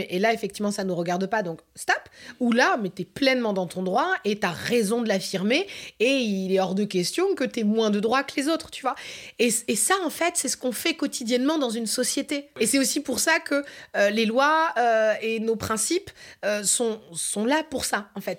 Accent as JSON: {"language": "French", "country": "France", "said": "en tant que Français et Française, on a de la chance"}